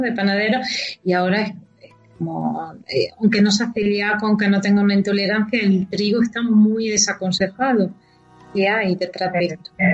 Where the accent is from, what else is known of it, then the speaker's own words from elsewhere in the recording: Baza, Andalusia, Spain; now in Madrid, Spain; yo que soy de Baiza